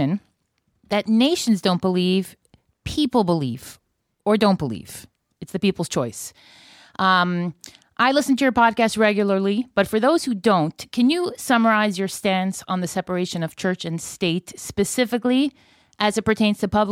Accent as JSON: {"language": "English", "country": "United States", "moved": "yes", "said": "I am still an American"}